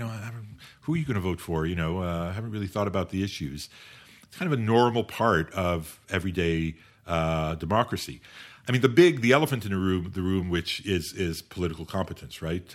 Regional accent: Canada; also born or lived in United Kingdom / France; as a Canadian

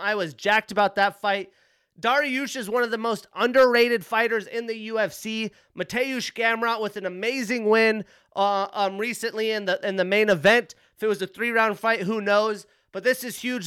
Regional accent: Pinedale, Wyoming, United States; moved away; My first time in my hometown, Pinedale, Wyoming, since, I wanna say two thousand ten, two thousand eleven

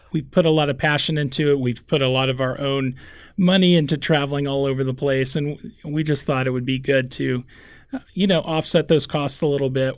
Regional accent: Kansas City, Missouri, United States; moved away as an adult; now in Omaha, United States; I grew up in Kansas City surrounded by barbecue

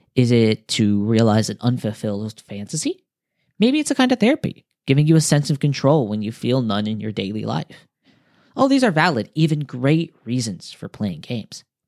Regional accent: United States; now in Japan; I'm American

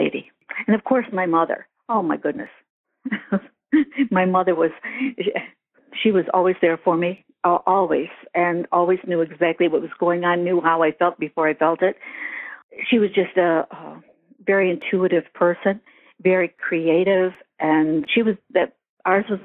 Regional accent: Eldred, United States; I was raised in Eldred, which had 1,199 people in it when I was 10 years old

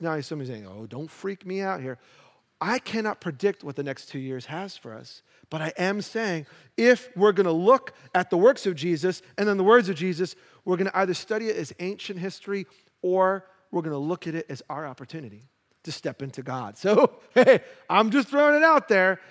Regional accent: New York City, New York, United States; I grew up in Brooklyn

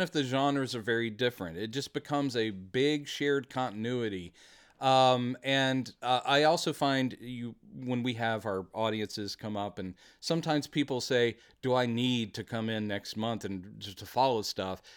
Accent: Texas, United States; We are from Texas.

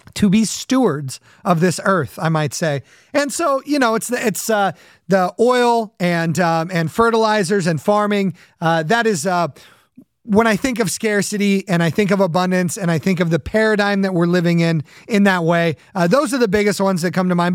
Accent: Southern California, United States; when I was a kid growing up in Southern California

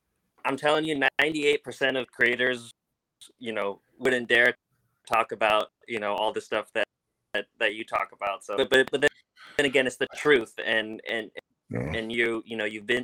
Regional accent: Orange County, California, United States; I'm from Orange County, and it was in Anaheim, and I was like 13

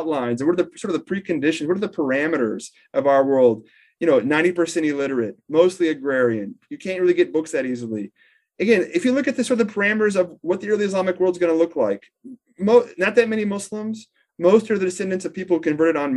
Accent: Houston, Texas, United States; I'm from Houston

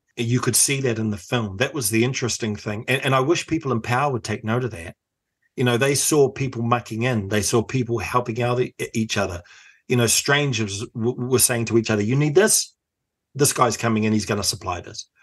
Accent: Auckland, New Zealand; I come from Otahuhu in South Auckland

